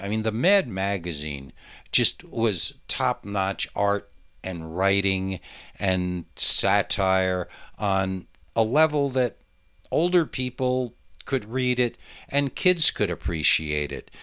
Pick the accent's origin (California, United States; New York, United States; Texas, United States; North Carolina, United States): New York, United States; Monticello; my hometown of Monticello, New York